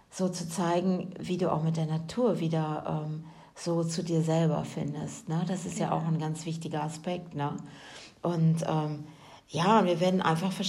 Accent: Germany; ich als Deutsche

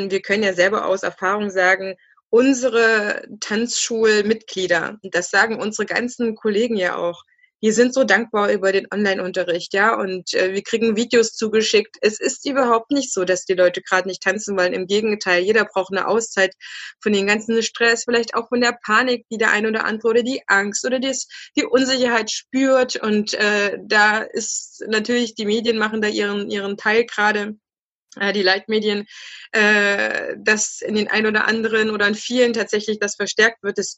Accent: Leipzig, Saxony, Germany; Übrigens, ich bin auch Leipzigerin, deswegen hat mich so angesprungen, ja.

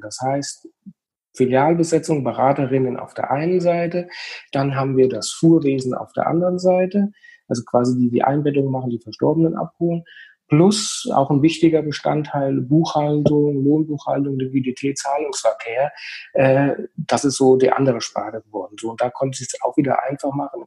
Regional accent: Hüttenberg, Hesse, Germany; ich komme aus Hüttenberg bei Gießen, das ist im schönen Mittelhessen

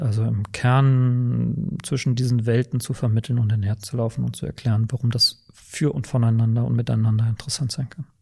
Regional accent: Bremen, Germany; accent: norddeutsch; moved away as an adult; also born or lived in Saarland / Hamburg / Witten/Herdecke / Aachen; now in Berlin, Germany; ich bin im Saarland geboren und in Bremen aber aufgewachsen. Das hört man wahrscheinlich auch in meiner Sprachfärbung, dass das noch so ein bisschen norddeutsch ist

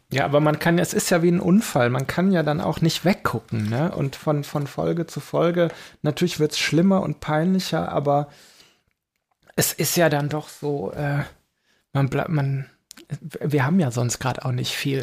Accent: Belgium; moved away; also born or lived in Aachen; bei uns in Belgien

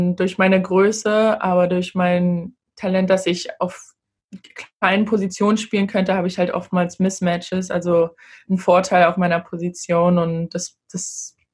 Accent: Berlin, Germany; also born or lived in Gambia; now in United States; Aber ich würde sagen, dass Berlin schon meine Heimat ist. Dadurch, dass ich einfach die meiste Zeit meiner Teenagerzeit da war. Aber jedes Mal, wenn ich da bin, möchte ich auch immer wieder nach Gambia und dann habe ich auch irgendwie wieder Heimweh nach den USA

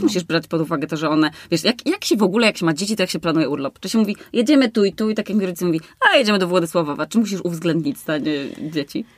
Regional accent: Warmian-Masurian Voivodeship, Poland; moved away; ja jestem na przykład z Warmii

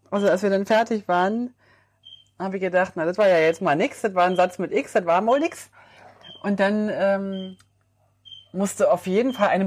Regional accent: Switzerland; Also ich als Schweizer

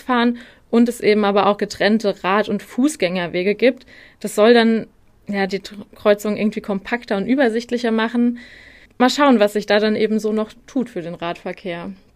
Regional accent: Darmstadt, Hesse, Germany; ich komme ja ursprünglich aus Darmstadt

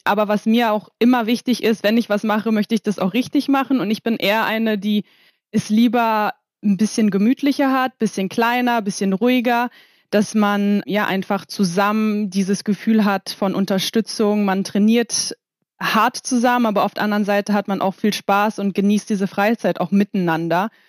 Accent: Kiel, Schleswig-Holstein, Germany; now in Poland; bin letzte Woche nach Kiel gefahren, um mal ein bisschen rauszukommen, wieder in meine Heimat

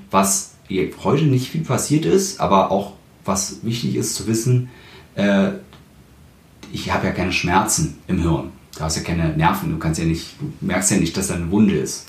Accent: Berlin, Germany; ich bin ja auch Berliner

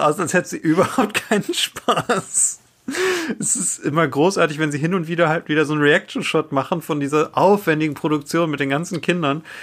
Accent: Germany; für uns als Deutsche

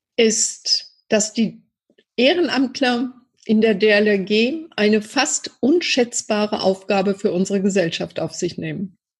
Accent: Iserlohn, North Rhine-Westphalia, Germany; in meiner Heimatstadt natürlich einen sehr engen Draht weil ich als kleines Mädchen hier schon im Turnverein gewesen bin

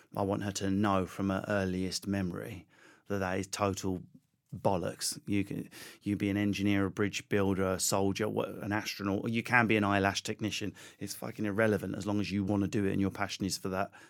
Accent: United Kingdom; accent: Essex; also born or lived in Enfield, London / Southend-on-Sea, Essex; I grew up in Enfield, Southend, around there

